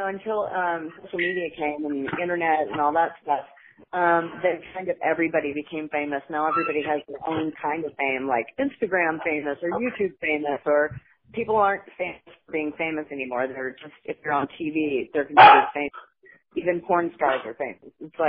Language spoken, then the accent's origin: English; Baton Rouge, Louisiana, United States; Baton Rouge.